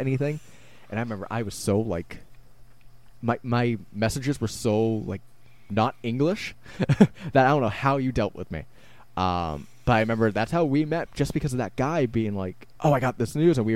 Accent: Randolph, Massachusetts, United States; I still lived in my hometown of Randolph

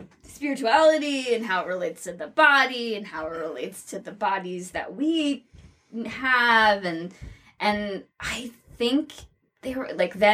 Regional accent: New Jersey, United States; I'm from New Jersey.

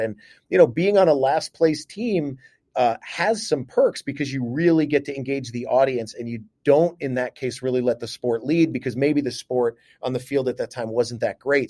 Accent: New York, United States; moved away as an adult; also born or lived in Cleveland / Las Vegas; now in Seattle, United States; back home to my home state of New York

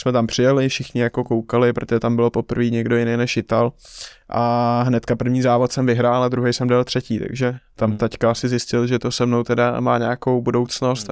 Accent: Czechia; já vlastně jako jediný Čech jsem dostal eh, profesionální licenci v šesti letech

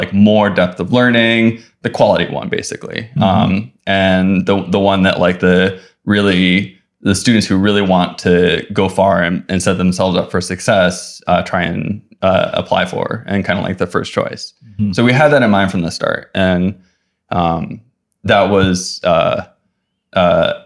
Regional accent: Oahu, Hawaii, United States; moved away as an adult; also born or lived in Kauai, Hawaii / Los Angeles / San Francisco Bay Area; I grew up in Hawaii. I was born on Kauai and I lived there until I was 8. And then I moved to Oahu. I mostly lived on Oahu until I went to college

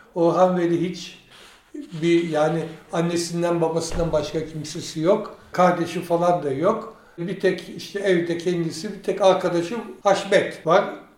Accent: Istanbul, Turkey; moved away as an adult; also born or lived in France / Ankara / Germany; Orası benim memleketim

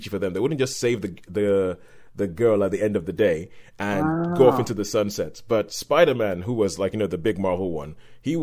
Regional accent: Nigeria; as a kid, we growing up in Nigeria, we didn't get that many comic books

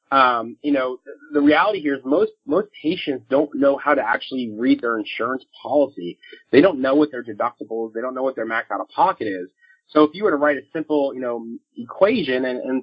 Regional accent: Florida, United States; moved away; I'm originally from Florida

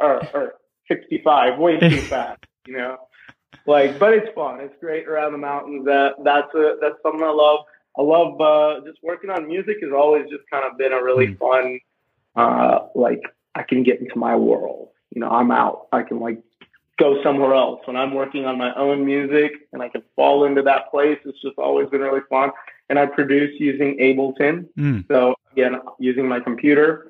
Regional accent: India; English is a second language; now in Asheville, United States; I was born in India culturally. I've always felt very Indian. English is even my second language.

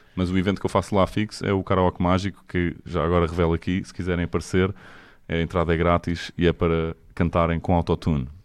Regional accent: Portugal; nós somos tugas

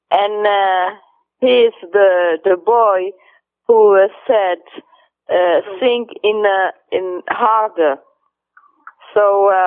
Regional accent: São Vicente, Cape Verde; English is a second language; Cabo Verde is a nice country. Of course, it's my country. Cabo Verde is uh, uh, 10 islands and I am from Saint Vincent

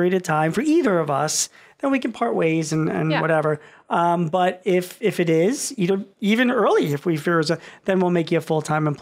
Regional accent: Philadelphia, Pennsylvania, United States; I'm from Philly

